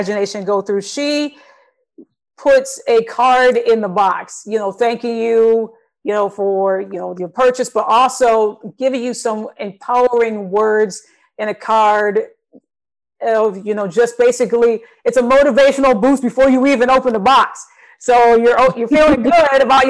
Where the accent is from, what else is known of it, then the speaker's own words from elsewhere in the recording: Michigan, United States; now in Texas, United States; I'm originally from Michigan. I'm here now in Texas.